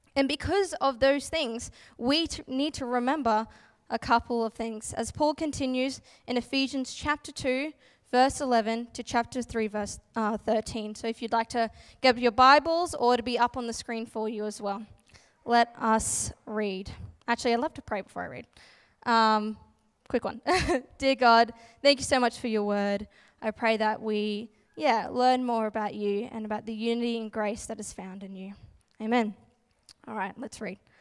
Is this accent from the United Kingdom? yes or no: no; Gladstone, Queensland, Australia; moved away as an adult; now in Brisbane, Australia; my hometown, Gladstone, central Queensland